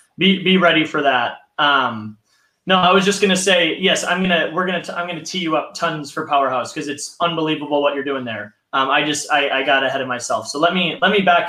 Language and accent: English; Minnesota, United States; now in San Diego, United States; I'm from Minnesota